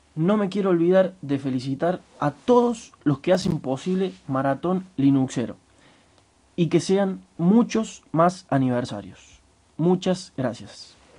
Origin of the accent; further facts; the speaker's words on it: Santa Eufemia, Córdoba, Argentina; Soy de Santa Eufemia, un pueblito de 3.000 habitantes ubicado al sur de la provincia de Córdoba, Argentina.